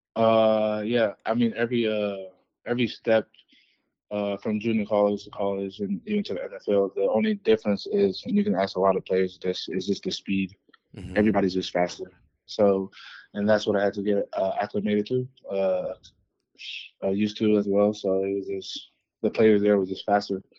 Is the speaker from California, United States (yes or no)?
yes; East Palo Alto, California, United States; moved away as an adult; also born or lived in Kansas; now in Denver, United States; I grew up in California, uh, in the Bay Area uh, from a small town called East Palo Alto